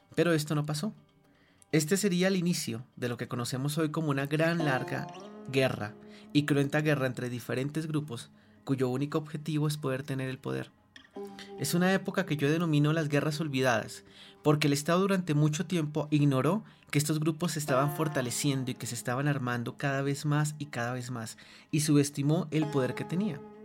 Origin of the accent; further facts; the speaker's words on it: Colombia; no recuerdo un solo momento de mi vida que signifique ser colombiano en paz